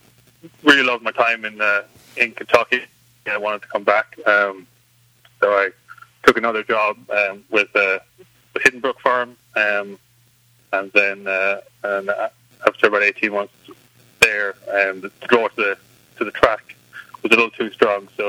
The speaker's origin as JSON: {"language": "English", "country": "Ireland", "tie": "born or raised there", "moved": "as an adult", "lives_now": "United States", "said": "Growing up in Ireland, it's a much more kind of rural setting, so there was always horses around, I grew up show jumping and hunting"}